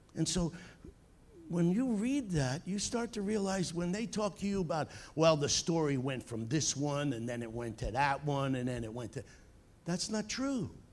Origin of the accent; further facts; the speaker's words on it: Long Island, New York, United States; moved away as an adult; also born or lived in south of Boston, Massachusetts; As you can probably tell by my accent, I'm from Long Island, New York